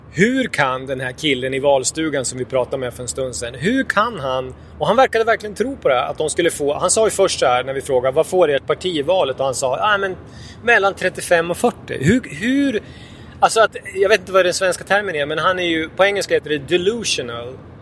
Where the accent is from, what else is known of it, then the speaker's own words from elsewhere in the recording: Jämtland, Sweden; jag är ju från Jämtland, eller uppvuxen här i alla fall